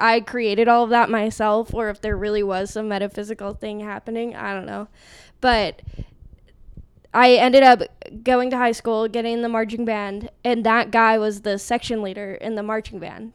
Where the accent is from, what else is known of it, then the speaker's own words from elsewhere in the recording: Arizona, United States; I'm from Arizona